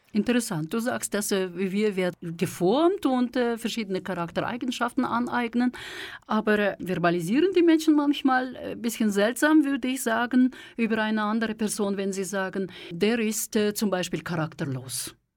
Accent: Kazakhstan; now in Switzerland; ich komme aus der Sowjetunion, aus Kasachstan

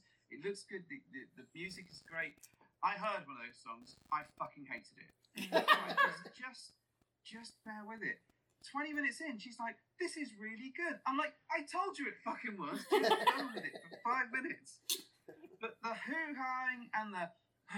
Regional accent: United Kingdom; accent: British

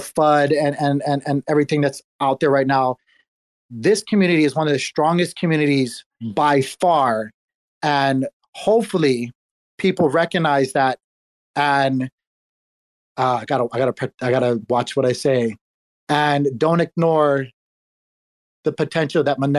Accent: Hawaii, United States; I was born and raised in Hawaii.

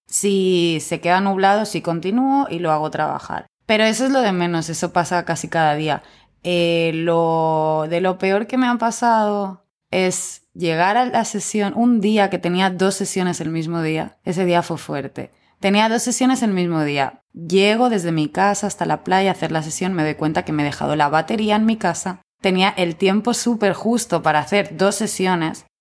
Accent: Catalonia, Spain; moved away

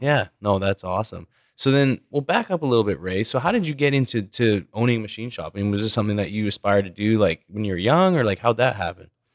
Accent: Canada; a Canadian like myself

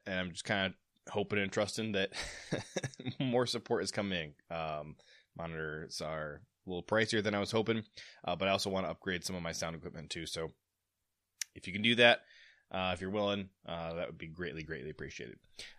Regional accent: Toledo, Ohio, United States; I grew up in Northern Ohio, in the Toledo area.

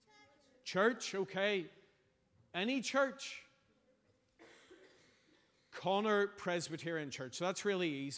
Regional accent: Belfast, Northern Ireland, United Kingdom; I'm from Belfast.

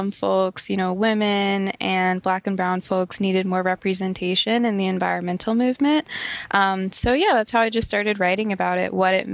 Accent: St. Louis, Missouri, United States; I grew up in the Midwest in the U.S

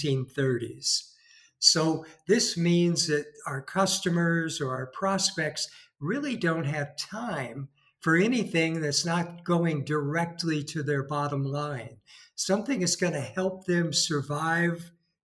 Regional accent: California, United States; moved away as an adult; now in Spain; From my voice, you could probably tell I'm from California.

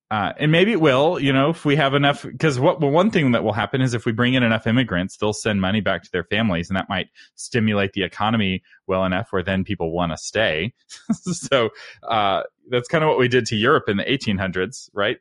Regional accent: Texas, United States; as a Texan

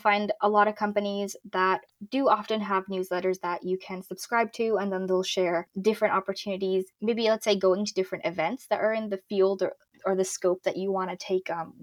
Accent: Morocco; now in Toronto, Canada; my home country, which is Morocco.

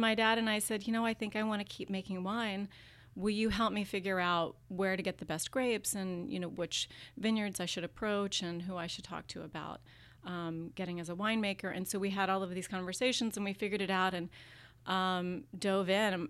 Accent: Virginia, United States; now in California, United States; I grew up in Virginia

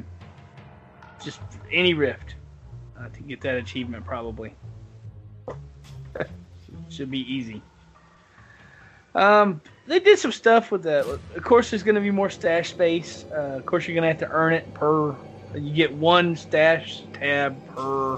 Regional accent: the South, United States; I'm from the South

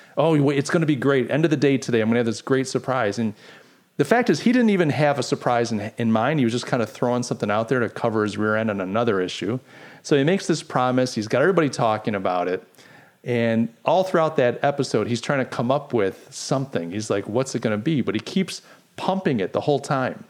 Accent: Rochester, New York, United States; moved away; Brian and I grew up in Buffalo Bills country in Rochester, New York

